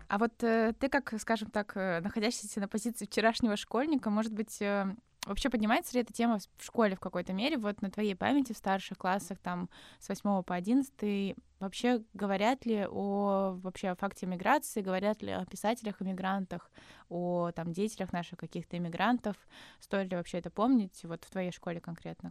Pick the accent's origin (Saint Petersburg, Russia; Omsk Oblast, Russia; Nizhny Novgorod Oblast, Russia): Nizhny Novgorod Oblast, Russia; Nizhny Novgorod; мы с Никитой из Нижнего Новгорода